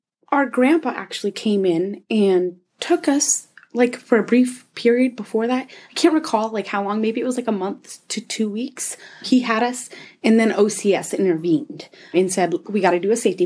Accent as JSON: {"language": "English", "town": "Anchorage", "region": "Alaska", "country": "United States", "tie": "born or raised there", "said": "I was born and raised here in Alaska. I've been here my whole life. Grew up in Anchorage, mainly."}